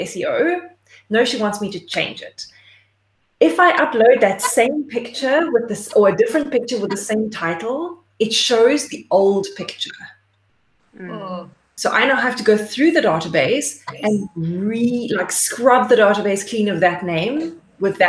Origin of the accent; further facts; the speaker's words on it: Port Elizabeth, Eastern Cape, South Africa; moved away as an adult; PE is my hometown